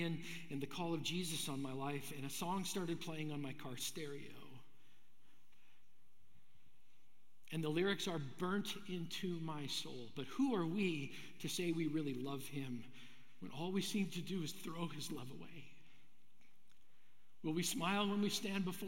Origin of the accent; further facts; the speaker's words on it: Brandon, Manitoba, Canada; I grew up in Brandon, Manitoba